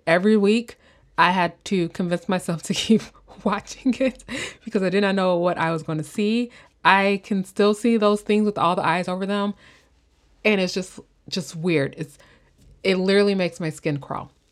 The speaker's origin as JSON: {"language": "English", "region": "Illinois", "country": "United States", "moved": "yes", "lives_now": "California, United States", "said": "I'm from Illinois, and we do have those towns in, um, Illinois, like, Southern Illinois"}